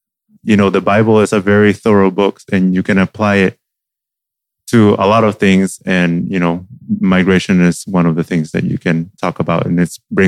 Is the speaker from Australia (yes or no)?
no; Puerto Rico; now in Virginia, United States; I use he, him. I am originally from Puerto Rico. I have been living in Virginia for the past 11 years